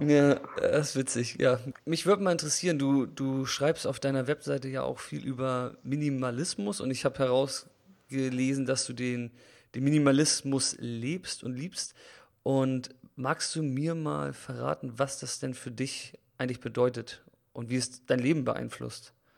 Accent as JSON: {"language": "German", "country": "Germany", "said": "wir hier als Deutsche"}